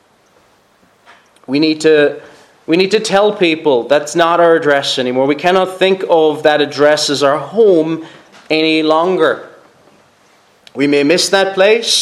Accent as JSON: {"language": "English", "town": "Cork", "region": "Munster", "country": "Ireland", "moved": "yes", "said": "I'm not from here, I'm originally from Cork"}